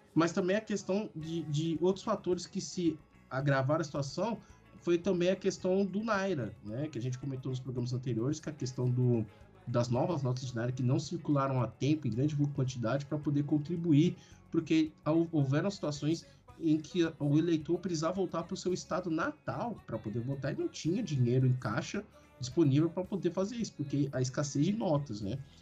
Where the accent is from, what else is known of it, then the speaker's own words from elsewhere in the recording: Nigeria; como nigeriano